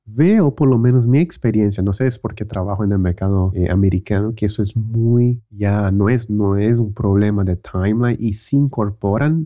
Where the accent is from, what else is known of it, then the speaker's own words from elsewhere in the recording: Brazil; en Brasil empezamos la escuela en enero